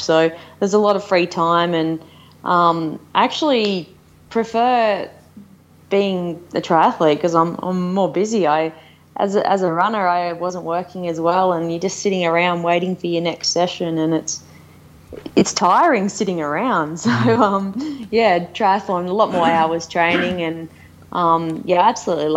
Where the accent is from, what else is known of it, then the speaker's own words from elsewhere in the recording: Australia; also born or lived in Noosa, Australia / Boulder, United States; we're both Aussie.